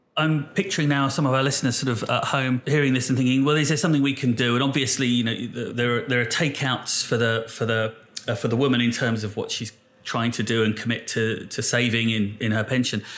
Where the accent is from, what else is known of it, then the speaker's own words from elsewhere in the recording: United Kingdom; we're British as well